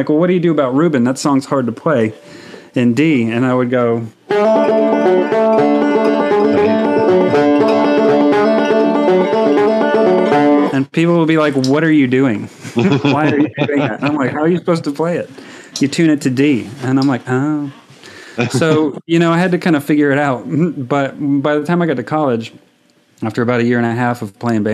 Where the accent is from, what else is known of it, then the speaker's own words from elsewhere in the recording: Florence, South Carolina, United States; also born or lived in New York State; I grew up in South Carolina, but everybody's from New York. We moved to South Carolina from New York State when I was 6 months old or so and took up root in Florence, South Carolina.